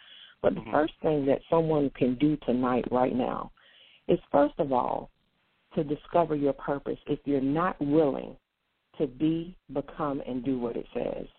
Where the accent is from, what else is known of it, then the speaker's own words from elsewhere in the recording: North Carolina, United States; also born or lived in Portsmouth; spent most of my life in North Carolina